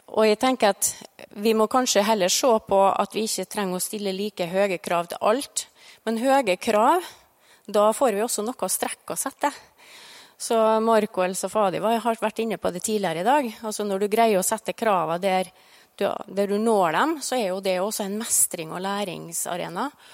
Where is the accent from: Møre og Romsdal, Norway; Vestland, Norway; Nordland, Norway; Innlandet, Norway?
Møre og Romsdal, Norway; Farstad; ute på Farstad, der jeg er fra.